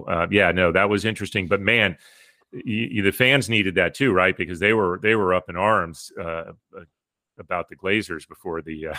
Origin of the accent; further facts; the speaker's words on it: Pennsylvania, United States; I grew up in Pennsylvania, by the way.